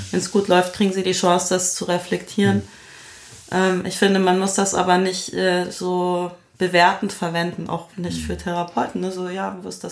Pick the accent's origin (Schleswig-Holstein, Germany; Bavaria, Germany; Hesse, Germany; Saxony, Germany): Bavaria, Germany; Munich; Ich bin in München aufgewachsen